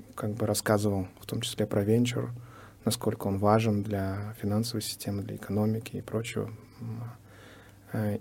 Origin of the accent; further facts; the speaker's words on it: Uzbekistan; now in San Diego, United States; выходец из Узбекистана